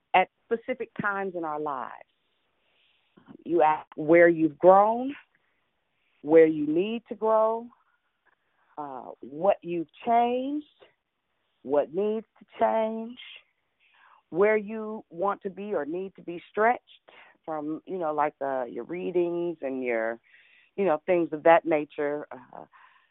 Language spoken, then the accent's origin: English; Richmond, United States; I'm from Richmond